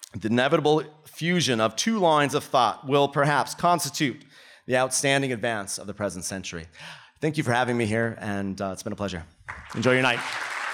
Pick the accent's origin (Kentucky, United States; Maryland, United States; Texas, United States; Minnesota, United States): Minnesota, United States; moved away as an adult; now in Melbourne, Australia; I come from Minnesota where it gets to be negative thirty during the winter